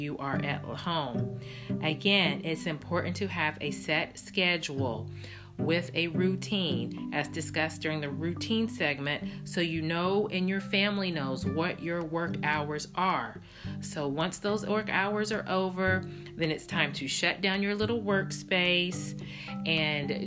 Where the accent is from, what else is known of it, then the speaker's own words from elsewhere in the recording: Tennessee, United States; I'm from Tennessee. We actually only grew up 2 hours away from one another